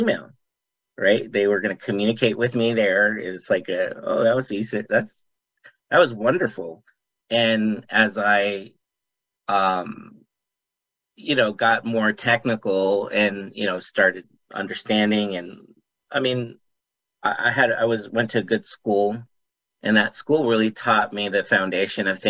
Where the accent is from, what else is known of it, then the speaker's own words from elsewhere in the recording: Las Vegas, Nevada, United States; I live here in Las Vegas, Nevada. I grew up here in Las Vegas